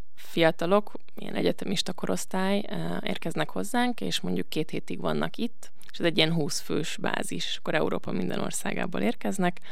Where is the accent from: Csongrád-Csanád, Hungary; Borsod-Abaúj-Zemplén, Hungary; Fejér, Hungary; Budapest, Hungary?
Budapest, Hungary; moved away as an adult; now in Veszprém, Hungary; aztán Budapestre költöztek az egyetemre, egyetem miatt, és én ott nőttem föl